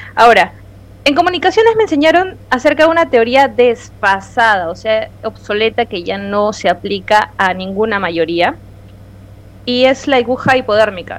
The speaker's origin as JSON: {"language": "Spanish", "region": "Peruvian coast", "country": "Peru"}